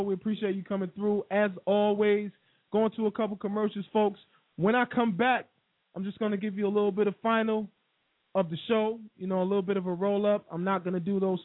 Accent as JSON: {"language": "English", "town": "Wilson", "region": "North Carolina", "country": "United States", "tie": "born or raised there", "said": "my hometown of Wilson, NC"}